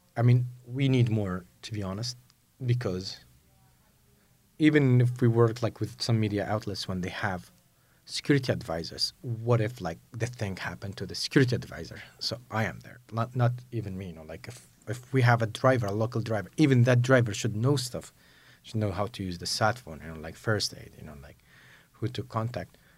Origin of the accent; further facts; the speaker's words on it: Mosul, Nineveh, Iraq; growing up in Mosul